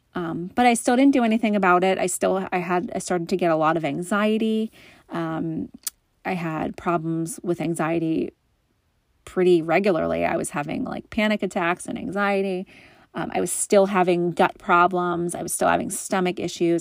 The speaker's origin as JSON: {"language": "English", "area": "just outside of Philly", "region": "Pennsylvania", "country": "United States", "moved": "yes", "lives_now": "Massachusetts, United States", "said": "I'm originally from Pennsylvania, just outside of Philly"}